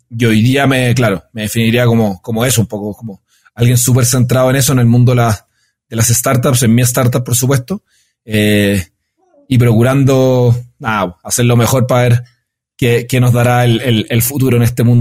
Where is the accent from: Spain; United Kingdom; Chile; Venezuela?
Chile; moved away as an adult; now in Bogotá, Colombia; yo soy chileno, tengo 33 años, eh, vivo acá en la hermosa ciudad de Bogotá hace ya dos años